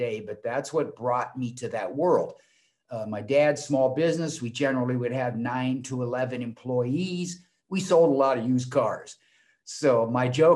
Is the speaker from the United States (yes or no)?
yes; Portland, Oregon, United States; moved away as an adult; also born or lived in Arizona; I was born and raised in Portland, Oregon